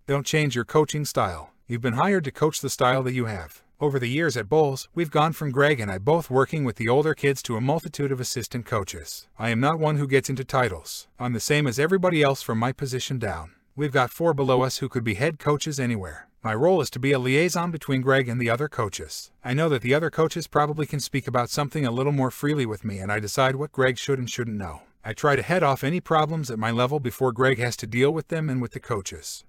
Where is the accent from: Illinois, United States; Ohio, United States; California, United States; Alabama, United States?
California, United States; now in Jacksonville, United States; I grew up in California